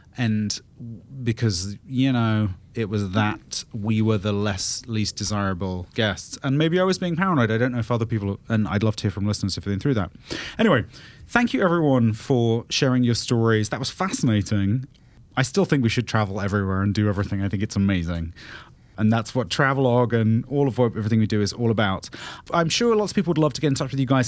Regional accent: United Kingdom; moved away; I'm British

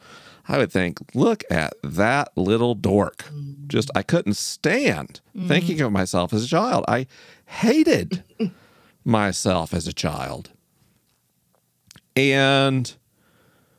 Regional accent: the South, United States; Growing up in the South

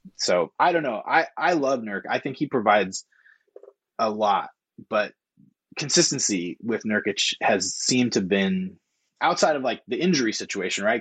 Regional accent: Corvallis, Oregon, United States; also born or lived in Madison, Wisconsin; I'm from Corvallis

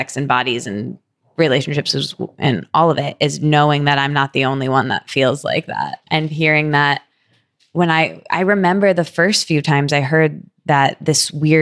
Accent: Michigan, United States; I'm from Michigan where we don't have Carl's Jr.

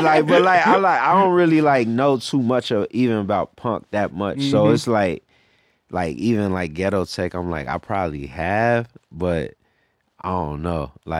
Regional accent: Cincinnati, Ohio, United States; moved away; Cincinnati, like, I grew up in Cincinnati.

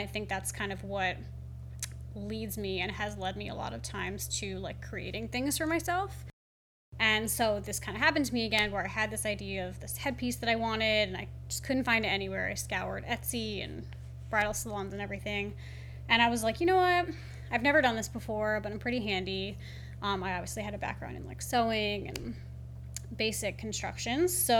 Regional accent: Philadelphia, Pennsylvania, United States; moved away as an adult; also born or lived in New York City; now in Charleston, United States; I grew up in Philadelphia, and then I spent most of my earlier adult life in New York City.

